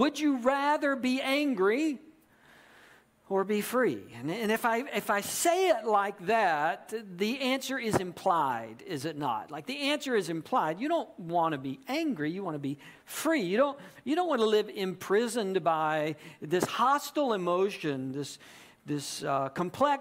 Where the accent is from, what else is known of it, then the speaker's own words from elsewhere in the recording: Georgia, United States; also born or lived in South Carolina; I grew up in Georgia